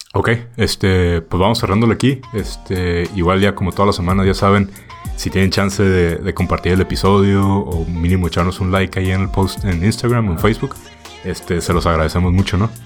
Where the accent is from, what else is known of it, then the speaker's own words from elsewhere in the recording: Tijuana, Baja California, Mexico; moved away; de Tijuana